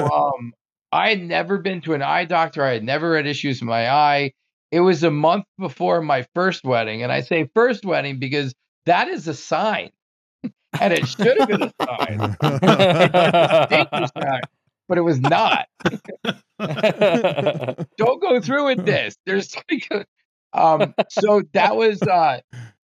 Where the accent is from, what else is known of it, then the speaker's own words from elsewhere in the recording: New Jersey, United States; moved away as an adult; also born or lived in Maryland; I grew up in New Jersey